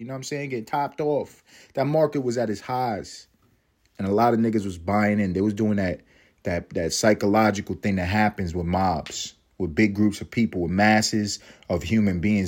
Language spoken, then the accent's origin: English; New York City, New York, United States; I'm from Harlem